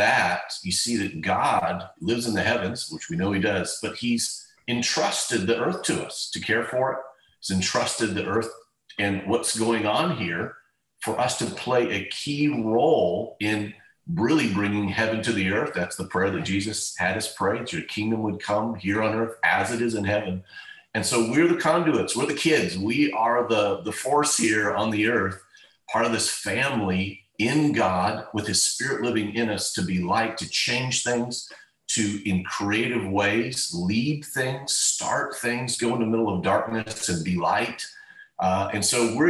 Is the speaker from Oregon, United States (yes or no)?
yes; Cove, Oregon, United States; I'm from the other side of the state, in the northeast side, very small community, tiny town called Cove, Oregon was my hometown.